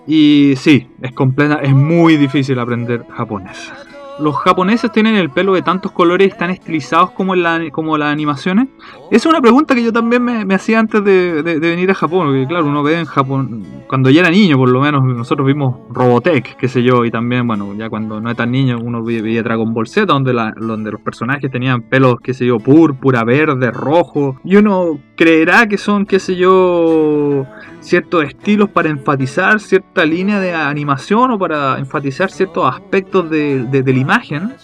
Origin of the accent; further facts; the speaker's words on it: Chile; comemos empanadas los chilenos